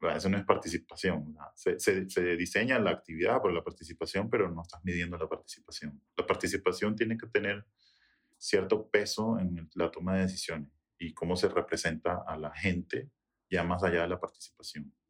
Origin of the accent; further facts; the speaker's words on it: Venezuela; now in United States; venezolano, nacido en Estados Unidos, pero 100% eh, venezolano